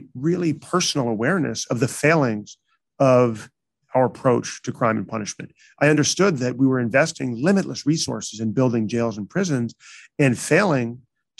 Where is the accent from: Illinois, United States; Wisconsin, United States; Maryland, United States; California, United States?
Illinois, United States; Chicago; also born or lived in New York; now in San Francisco, United States; I did grew up mostly in Chicago